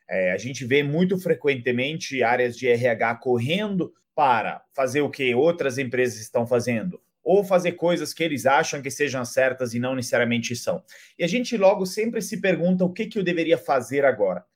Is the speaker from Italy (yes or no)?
yes; Italy; Portuguese is a second language; moved away as an adult; now in Brazil; sou italiano, moro há mais de 10 anos no Brasil